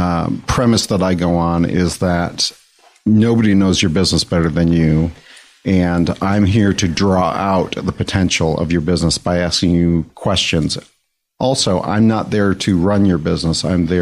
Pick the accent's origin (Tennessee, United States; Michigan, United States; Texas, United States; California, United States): Michigan, United States; Detroit; I'm actually from Michigan. I grew up outside of Detroit.